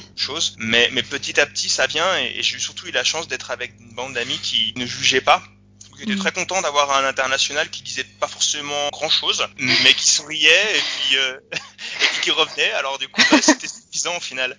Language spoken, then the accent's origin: French; France; moved away; also born or lived in Chile; en tant que français